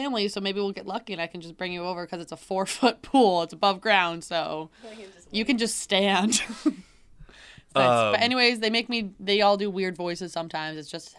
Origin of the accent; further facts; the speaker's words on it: New York, United States; Like, I'm from Central New York.